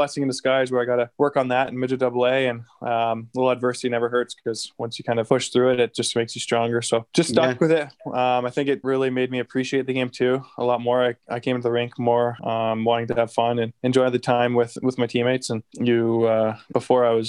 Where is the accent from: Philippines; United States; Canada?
Canada; St. Albert, Alberta; I grew up in St. Albert, obviously, like you mentioned, and played my whole minor hockey system there